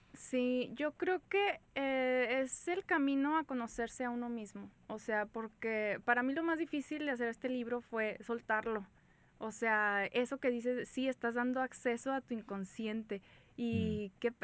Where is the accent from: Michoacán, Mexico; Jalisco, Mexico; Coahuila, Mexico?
Coahuila, Mexico; San Pedro; Soy eh, de San Pedro, Coahuila